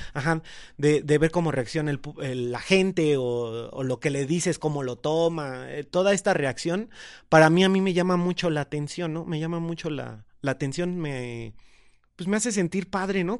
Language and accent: Spanish; State of Mexico, Mexico; soy del Estado de México, vivo en Coacalco, Estado de México